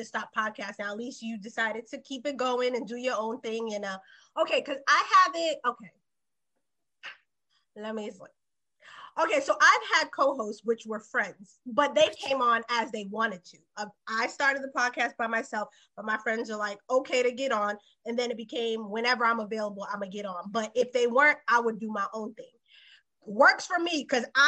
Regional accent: outside of Boston, Massachusetts, United States; I'm from one of the cities that he named because I'm outside of Boston

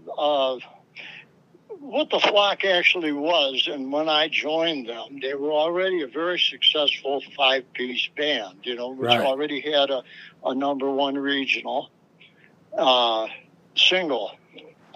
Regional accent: Chicago, Illinois, United States; moved away as an adult; also born or lived in Los Angeles / New York; I lived in Chicago most of my life, man, almost all of it, you know, except for the last 14 years.

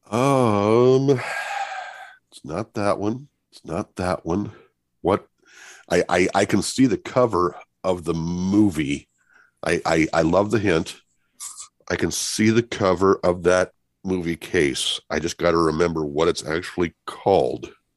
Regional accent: Muscatine, Iowa, United States; I'm from Muscatine, Iowa

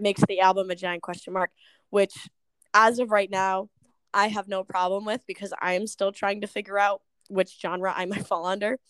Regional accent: Smithfield, Rhode Island, United States; moved away as an adult; now in Attleboro, United States; I am originally from Smithfield, Rhode Island

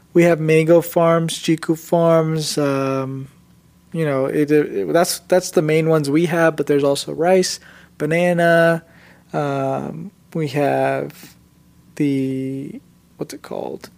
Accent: Indiana, United States; also born or lived in Gujarat, India; I was born in India, came to America when I was about three years old, and then um, kind of just lived in Indiana my entire life after that.

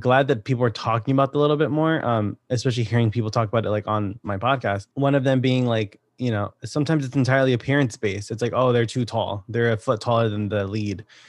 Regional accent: Connecticut, United States; I'm from Connecticut

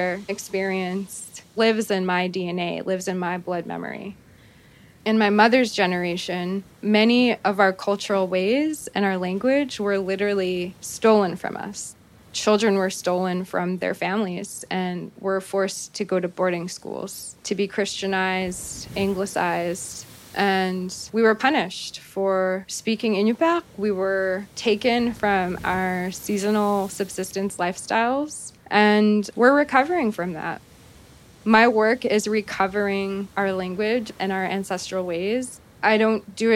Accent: Shishmaref, Alaska, United States; My family has lived in Shishmaref since time immemorial.

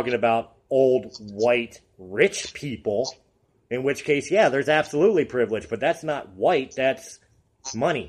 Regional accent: United States; also born or lived in Colorado; I am an American-born, German descent white male.

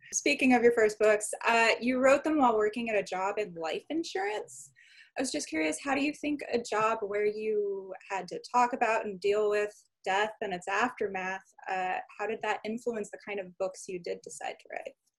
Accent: Chandler, Arizona, United States; I was raised in Chandler, Arizona, up in Maricopa.

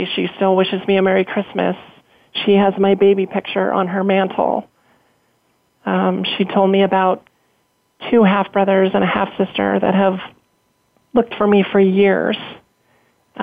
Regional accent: Colorado, United States; I grew up in Colorado my entire life

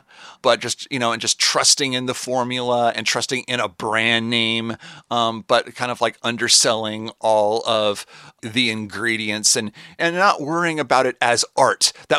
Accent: Seattle, Washington, United States; I'm from Seattle

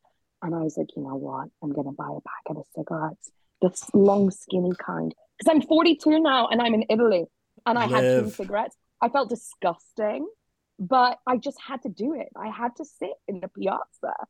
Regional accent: United Kingdom; I am British

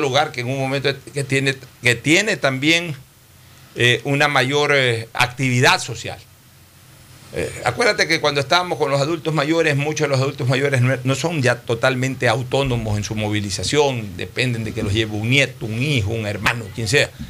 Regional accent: Ecuador; en mi país, que es un país pequeño de 16 17 millones de ecuatorianos

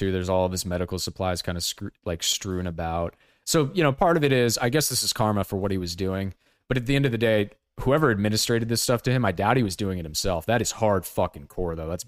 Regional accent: Ohio, United States; like I'm from Ohio and I'm a production assistant.

